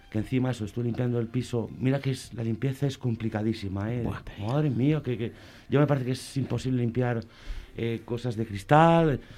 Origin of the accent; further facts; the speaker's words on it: Asturias, Spain; tú no eres de aquí, digo, soy, soy de Asturias